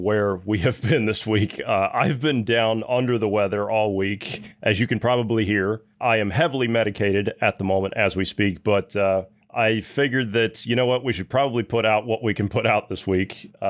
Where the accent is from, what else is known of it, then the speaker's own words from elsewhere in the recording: Ohio, United States; in my home state of Ohio, which, by the way, my hometown more than likely is probably going to get destroyed